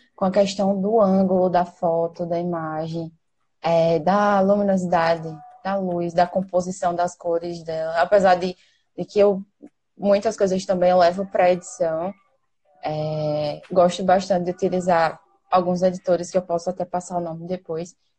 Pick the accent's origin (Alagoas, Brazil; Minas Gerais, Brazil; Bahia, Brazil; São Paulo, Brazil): Alagoas, Brazil; Maceió; sou daqui de Maceió